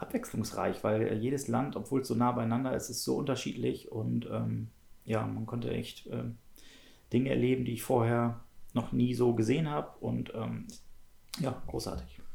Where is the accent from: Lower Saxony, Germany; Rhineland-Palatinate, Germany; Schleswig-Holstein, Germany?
Schleswig-Holstein, Germany; ich bin in Schleswig-Holstein geboren